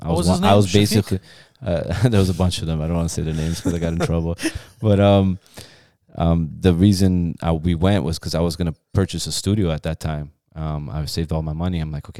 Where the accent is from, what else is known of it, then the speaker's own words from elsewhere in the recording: Iran; moved away; because, you know, we came from Iran and parents were both working and.